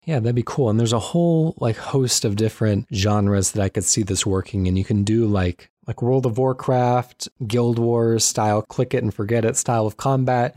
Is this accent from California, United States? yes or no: yes; Southern California, United States; now in Washington, United States; I was born in Southern California